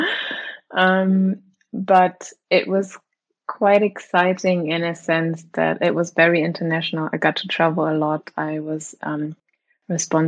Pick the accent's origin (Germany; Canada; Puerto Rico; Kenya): Germany; moved away as an adult; also born or lived in New York; I was born and raised in Germany and grew up there